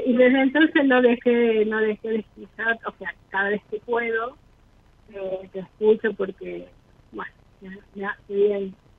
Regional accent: Embalse, Córdoba, Argentina; De Embalse, Córdoba.

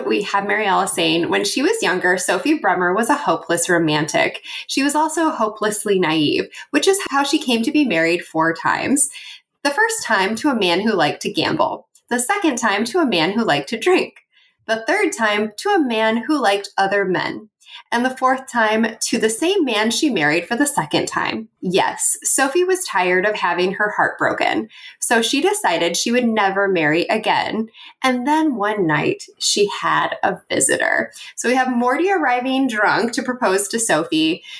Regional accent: Oregon, United States; now in Arizona, United States; I live in Arizona now, but I grew up in Oregon, just outside of, I'm going to say it wrong, Clackamas

